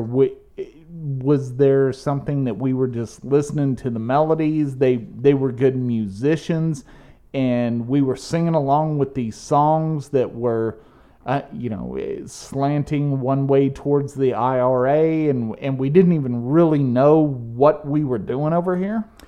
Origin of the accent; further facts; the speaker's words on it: United States; as an American